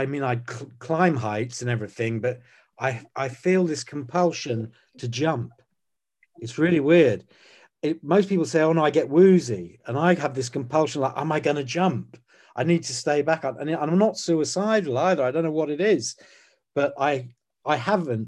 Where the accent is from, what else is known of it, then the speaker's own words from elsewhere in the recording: Croydon, London, United Kingdom; I was born in Croydon on a road called Marpit Lane